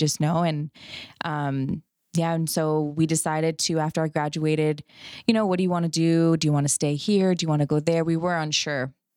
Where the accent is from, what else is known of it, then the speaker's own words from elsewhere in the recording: Canada; moved away as an adult; now in Fort Worth, United States; I'm from Canada. So, um, I did my, all my schooling there